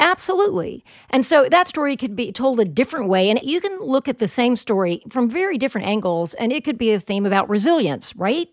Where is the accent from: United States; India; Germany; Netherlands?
United States; the South; I'm from the South